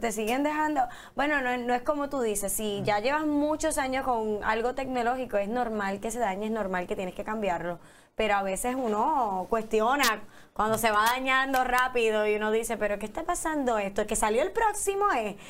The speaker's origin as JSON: {"language": "Spanish", "country": "Puerto Rico", "said": "estamos tan atrás Puerto Rico del resto del mundo"}